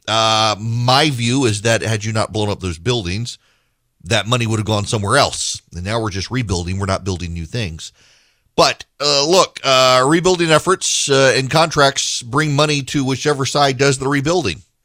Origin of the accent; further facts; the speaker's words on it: South Louisiana, United States; I'm from South Louisiana